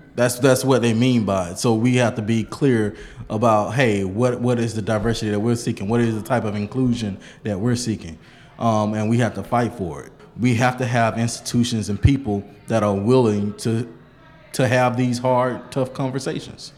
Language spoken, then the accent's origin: English; Bainbridge, Georgia, United States; I'm from Bainbridge, Georgia, small city, 30 minutes north of Tallahassee, Florida